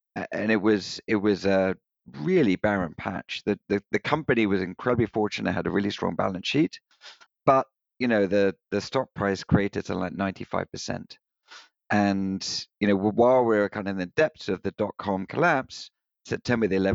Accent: United Kingdom; accent: British; moved away; I was born just outside London in the UK

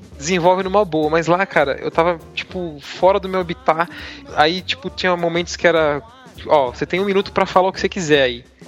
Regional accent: São Paulo, Brazil; Eu sou de São Paulo, capital, na Zona Lost

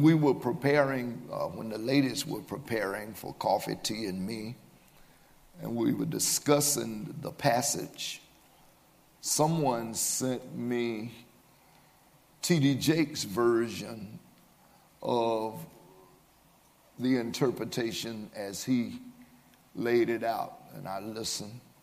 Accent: Birmingham, Alabama, United States; I was raised here in Birmingham in a two parent home

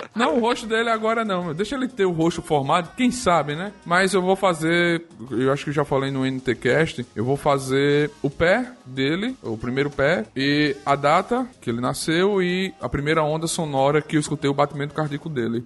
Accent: João Pessoa, Paraíba, Brazil; now in Arapiraca, Brazil; Eu sou moro em Alagoas, em Arapiraca há muito tempo, mas eu sou paraibano, sou de João Pessoa.

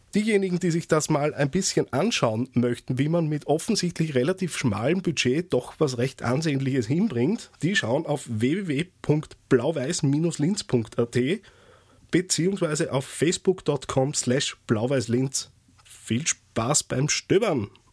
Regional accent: Austria; als Österreicher

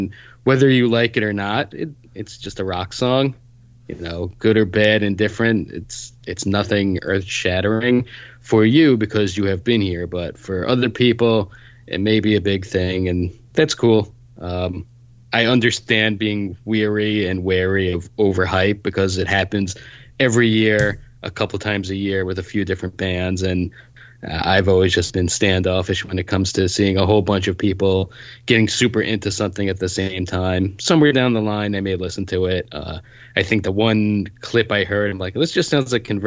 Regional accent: Northeast, United States; Growing up in the scene, especially Bruno and I growing up in the Northeast

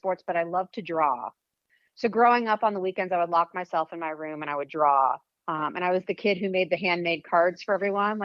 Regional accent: Weston, Massachusetts, United States; moved away as an adult; also born or lived in Los Angeles; Weston, Mass is where I grew up.

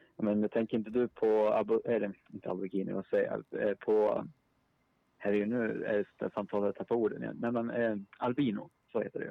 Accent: Sundsvall, Västernorrland County, Sweden; now in Uppsala, Sweden; Jag bor i Uppsala, men jag är från Sundsvall

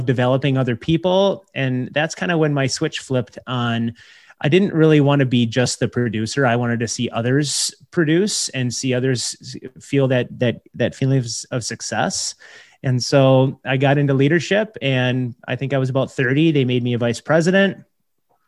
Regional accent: Minneapolis–Saint Paul, Minnesota, United States; I grew up here in the Twin Cities.

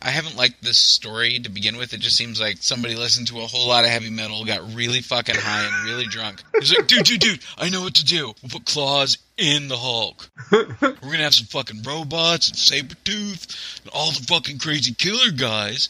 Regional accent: the South, United States; I grew up in the South and they play football

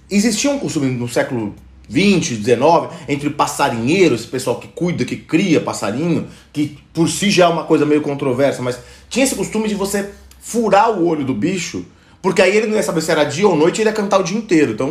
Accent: São Paulo, Brazil; na periferia, na, na, Zona Leste, lá no Cangaíba, onde eu morava

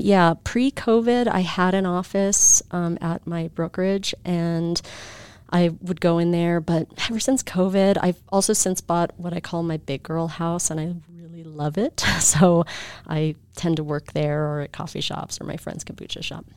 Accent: Bay Area, California, United States; moved away as an adult; also born or lived in Albuquerque, New Mexico / Bishop, California; now in Utah, United States; we moved to the Bay Area

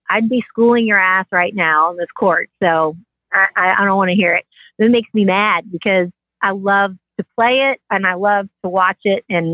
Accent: Kansas City, Kansas, United States; born or raised there

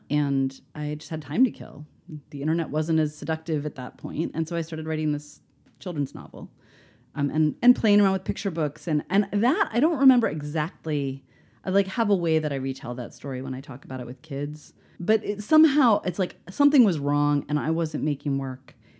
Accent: Baltimore, Maryland, United States; moved away; I'm from Baltimore

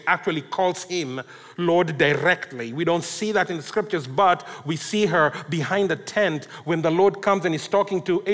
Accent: Kenya; I come from Kenya, and I also speak Swahili

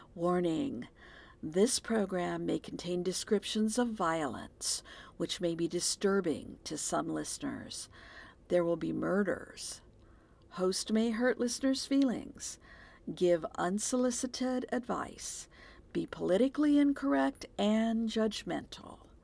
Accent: Texas, United States; moved away; I'm from Texas

